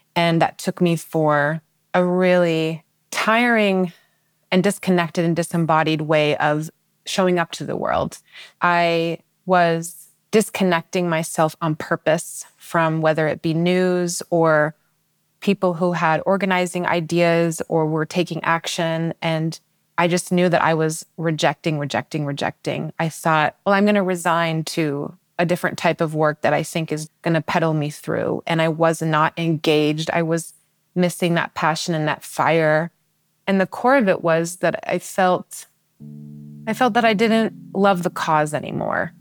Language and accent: English; Seattle, Washington, United States; I'm originally from Seattle